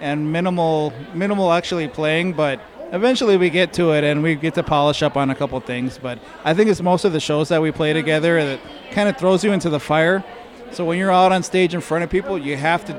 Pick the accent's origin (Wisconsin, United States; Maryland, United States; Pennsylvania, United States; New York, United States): Wisconsin, United States; Milwaukee; moved away; I'm from Milwaukee, Wisconsin originally